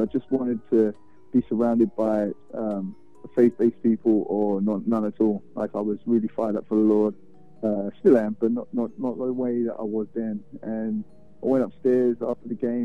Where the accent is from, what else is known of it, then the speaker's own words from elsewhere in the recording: London, United Kingdom; moved away as an adult; now in Houston, United States; I'm from London, born and raised